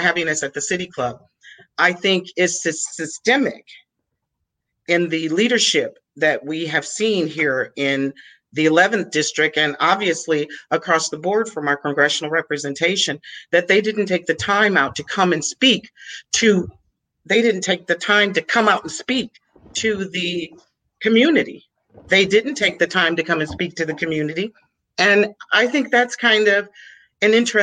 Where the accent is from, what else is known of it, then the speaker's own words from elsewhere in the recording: Cleveland, Ohio, United States; I was born and raised in Cleveland, Ohio